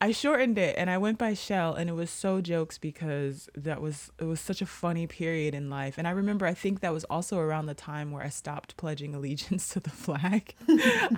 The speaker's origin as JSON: {"language": "English", "country": "United States", "said": "we are American and we've been there forever"}